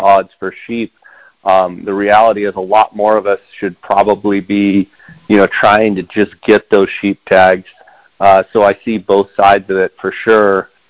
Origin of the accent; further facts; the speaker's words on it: Arizona, United States; the state of Arizona, my home state.